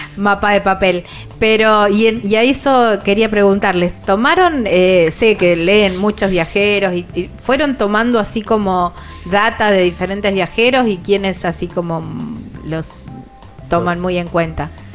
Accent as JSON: {"language": "Spanish", "town": "Villa Constitución", "region": "Santa Fe", "country": "Argentina", "said": "son de mi ciudad"}